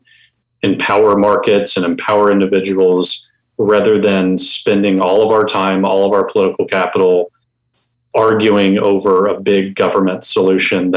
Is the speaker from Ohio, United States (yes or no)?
no; Houston, Texas, United States; I was born and raised in Houston